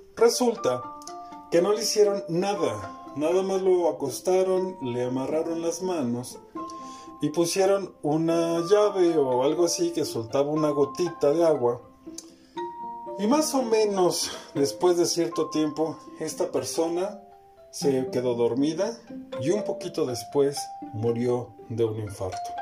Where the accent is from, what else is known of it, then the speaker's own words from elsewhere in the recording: Mexico; Como mexicanos